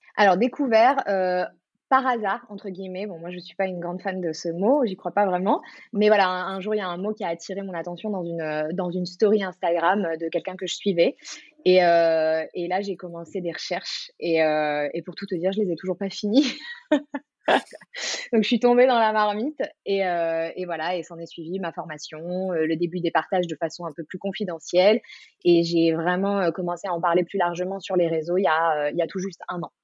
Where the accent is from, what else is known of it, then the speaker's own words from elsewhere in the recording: Marseille, Provence-Alpes-Côte d'Azur, France; moved away as an adult; now in Paris, France; je suis originaire de Marseille et je vis à Paris depuis euh, un peu plus de 10 ans